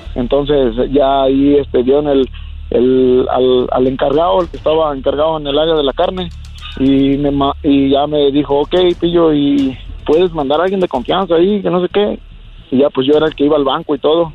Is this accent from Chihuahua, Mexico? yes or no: no; Jalisco, Mexico; moved away